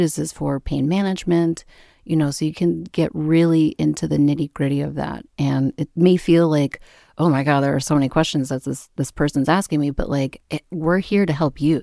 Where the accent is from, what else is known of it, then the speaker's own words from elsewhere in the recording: Minneapolis, Minnesota, United States; moved away as an adult; now in Vermont, United States; I grew up in the Midwest in Minneapolis